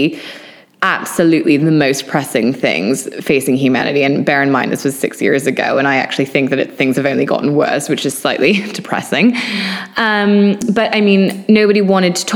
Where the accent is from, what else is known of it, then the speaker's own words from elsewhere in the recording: Maine, United States; now in London, United Kingdom; growing up in Maine and in nature